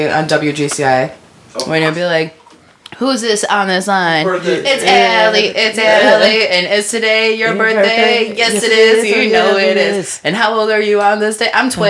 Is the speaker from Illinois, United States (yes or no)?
yes; Chicago, Illinois, United States; But the apartment complex I lived in was Candlewood. So they're like, where are you from? I'm like, north side.